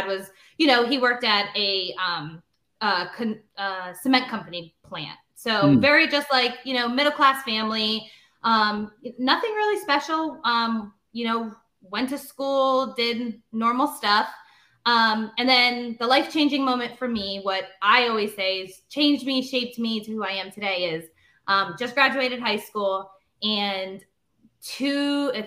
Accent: Northeast Pennsylvania, United States; born and raised in Northeast Pennsylvania. Haven't lived anywhere else my entire life

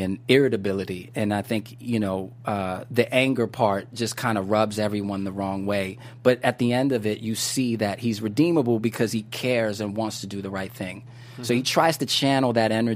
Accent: New York, United States; now in Los Angeles, United States; growing up in New York

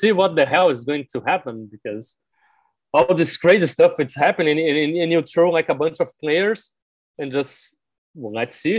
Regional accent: Brazil; first language Portuguese; English is a second language

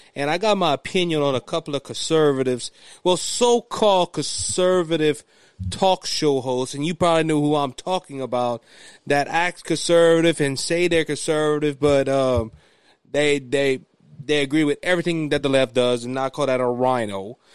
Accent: Cajun, Louisiana, United States; being a Christian conservative and being Cajun

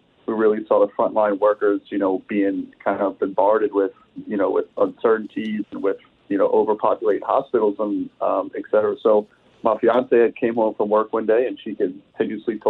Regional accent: New Orleans, Louisiana, United States; now in California, United States; my hometown of New Orleans

